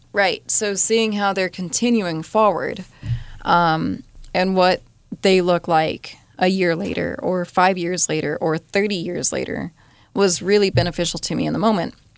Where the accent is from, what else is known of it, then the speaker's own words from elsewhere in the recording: Colorado, United States; the group of cowboys I grew up with in Colorado